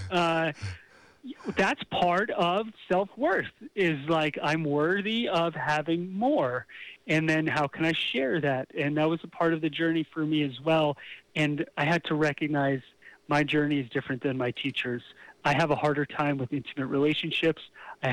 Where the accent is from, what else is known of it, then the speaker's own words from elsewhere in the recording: Bergen County, New Jersey, United States; in Bergen County in New Jersey.